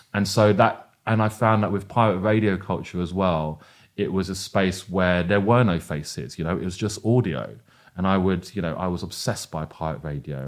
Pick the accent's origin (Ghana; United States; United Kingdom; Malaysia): United Kingdom; London; I see my identity very much as rooted in, uh, a, as a Londoner